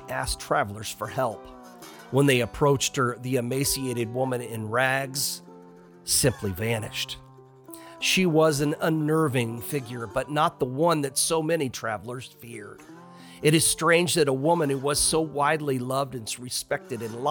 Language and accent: English; Illinois, United States; I'm originally from Illinois